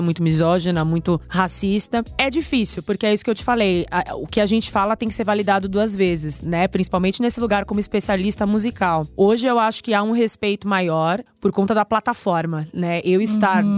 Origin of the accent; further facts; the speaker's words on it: São Paulo, Brazil; Eu sou paulistana